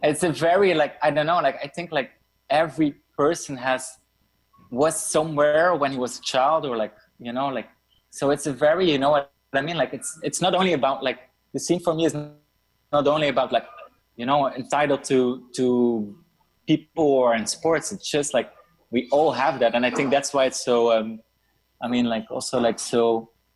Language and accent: English; Brussels, Brussels-Capital Region, Belgium; I come from Brussels, Belgium